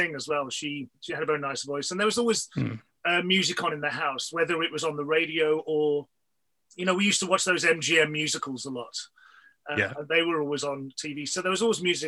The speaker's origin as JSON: {"language": "English", "town": "Wolverhampton", "region": "West Midlands", "country": "United Kingdom", "tie": "born or raised there", "moved": "yes", "lives_now": "London, United Kingdom", "said": "My hometown is a place called Wolverhampton, which is it's in the West Midlands."}